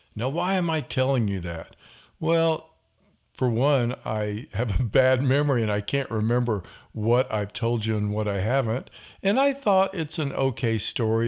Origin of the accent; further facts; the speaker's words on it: Missouri, United States; we are from Missouri